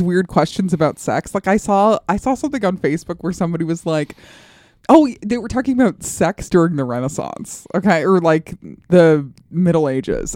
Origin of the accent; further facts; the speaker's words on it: Colorado, United States; moved away; I grew up in Colorado